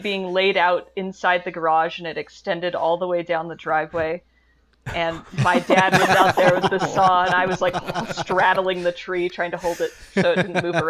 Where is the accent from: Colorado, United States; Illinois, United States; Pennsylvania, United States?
Colorado, United States; they go to my home state, and I recognized it immediately